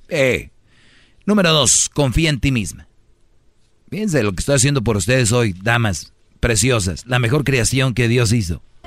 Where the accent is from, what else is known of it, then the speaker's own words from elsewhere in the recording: Monterrey, Nuevo León, Mexico; yo soy de Monterrey